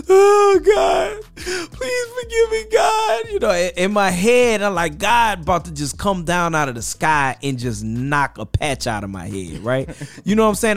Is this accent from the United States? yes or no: yes; Mississippi Gulf Coast, United States; now in Birmingham, United States; Mississippi Gulf Coast area, New Orleans, my family is in that whole area